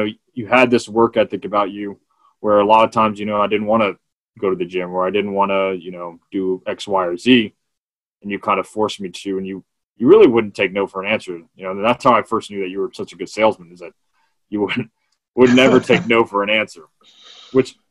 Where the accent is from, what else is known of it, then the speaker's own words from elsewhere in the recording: Hunt, Texas, United States; also born or lived in Austin, Texas; Roddy Tree, I've lived there since I was 4 years old